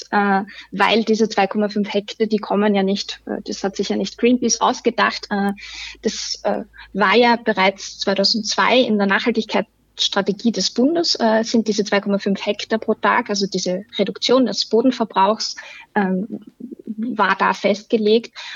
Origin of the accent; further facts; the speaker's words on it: Styria, Austria; Ich bin auch selbst aus der Obersteiermark. Ähm, da ist es äh, fast überall passiert, ähm, dass die Ortskerne aussterben